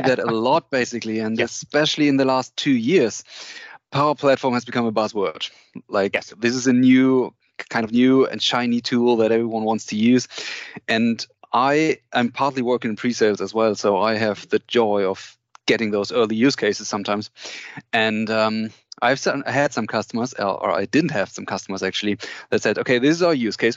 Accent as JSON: {"language": "English", "town": "Cologne", "region": "North Rhine-Westphalia", "country": "Germany", "said": "I'm from from Germany, Cologne. I uh, live here"}